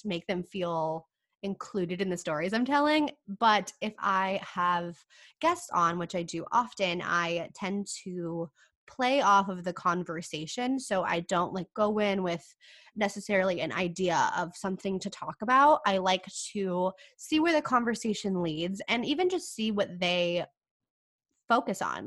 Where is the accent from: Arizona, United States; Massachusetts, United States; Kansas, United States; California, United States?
California, United States; now in San Diego, United States; I'm from California